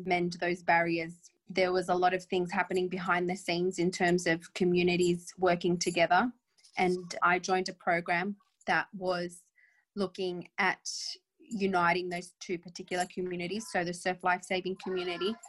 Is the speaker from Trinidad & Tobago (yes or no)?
no; New South Wales, Australia; I grew up on the beach. I grew up feeling as Aussie as anybody